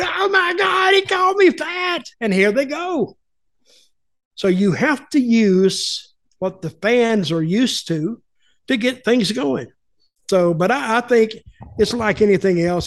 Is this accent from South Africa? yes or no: no; the Carolinas, United States; I grew up in the Carolinas